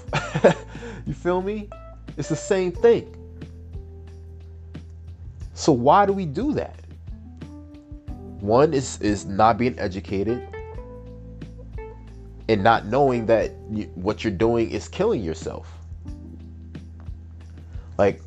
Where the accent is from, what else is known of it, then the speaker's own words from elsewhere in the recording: Peekskill, New York, United States; also born or lived in Bronx, New York; I was born and raised in the Bronx until I was about 8 or 9, and then I moved a little further upstate to Westchester, New York